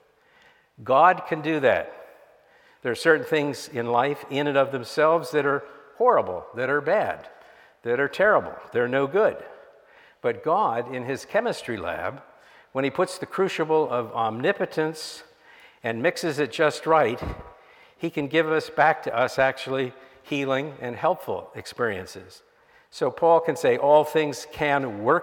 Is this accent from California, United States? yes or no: no; Miami, Florida, United States; I grew up in Miami in the 1960s